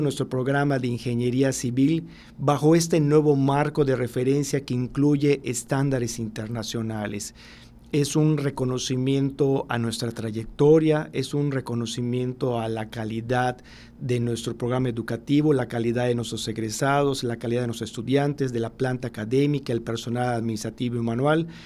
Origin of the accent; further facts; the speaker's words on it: Mexico; nosotros como mexicanos